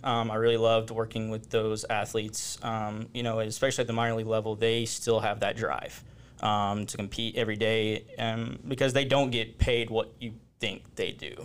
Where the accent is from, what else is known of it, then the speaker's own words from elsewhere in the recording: Forney, Texas, United States; I grew up in Forney